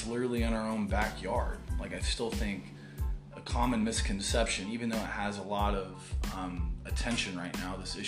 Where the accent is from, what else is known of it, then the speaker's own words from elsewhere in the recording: Brevard County, Florida, United States; also born or lived in Boca Raton, Florida; we've born and raised in Brevard County. This is my home